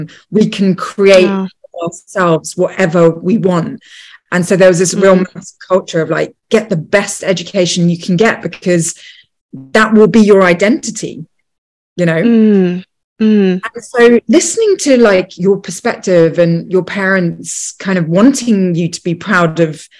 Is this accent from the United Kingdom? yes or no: yes; London, United Kingdom; And, you know, I was born in London